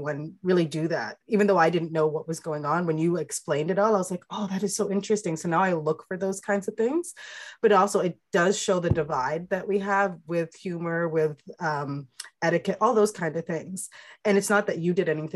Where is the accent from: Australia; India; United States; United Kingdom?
United Kingdom; England; I'm British, I'm from England.